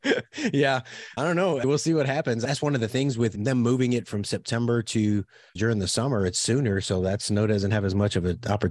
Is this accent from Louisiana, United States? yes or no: yes; Louisiana, United States; first language French; I'm from South Louisiana. We grew up speaking French